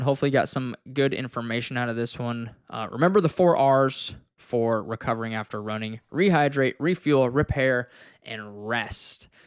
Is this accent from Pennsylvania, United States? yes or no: no; Wyoming, United States; I'm from Wyoming and it's, like, two hours from where I grew up